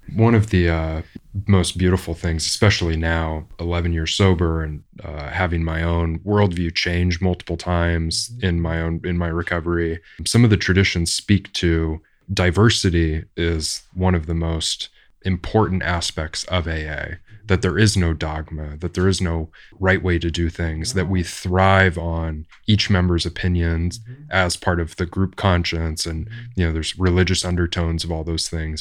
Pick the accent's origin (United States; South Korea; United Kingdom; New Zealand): United States; Orange County, California; I grew up in Orange County